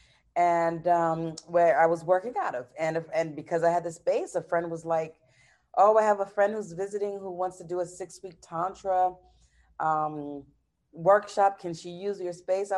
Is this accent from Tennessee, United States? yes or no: no; New York City, New York, United States; also born or lived in Gaithersburg, Maryland; now in Brazil; I'm American, so I was born in New York, in Brooklyn, New York, to Haitian parents, and I've been living in Brazil 10 years now.